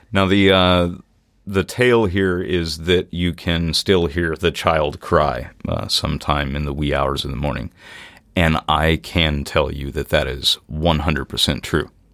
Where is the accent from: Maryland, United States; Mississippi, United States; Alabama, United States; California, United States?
Mississippi, United States; Natchez; moved away; also born or lived in New Orleans, Louisiana; I grew up in Natchez, Mississippi